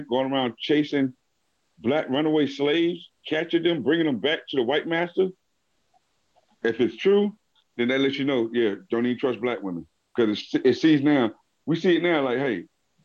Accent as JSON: {"language": "English", "region": "Virginia", "country": "United States", "said": "I'm from Virginia"}